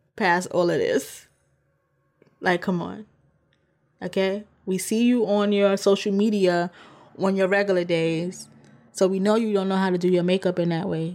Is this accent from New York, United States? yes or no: yes; New York, United States; as a New Yorker